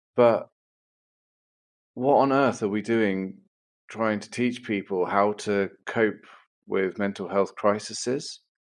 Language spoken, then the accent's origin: English; Bournemouth, South West England, United Kingdom; I was brought up in Bournemouth